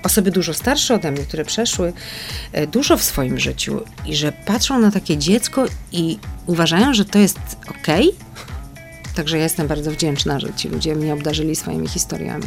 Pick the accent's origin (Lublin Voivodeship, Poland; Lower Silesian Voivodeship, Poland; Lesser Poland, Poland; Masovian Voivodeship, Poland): Lesser Poland, Poland; Kraków; Urodziłam się w Krakowie i pierwszy rok życia pod Krakowem mieszkałam, a potem mm, e, na czas liceum wróciłam do Krakowa, no i studiowałam już w Krakowie.